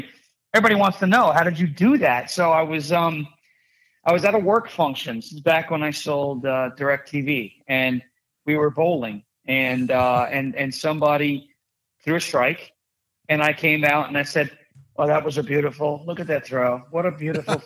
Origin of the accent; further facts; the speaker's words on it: Long Island, New York, United States; I'm from Long Island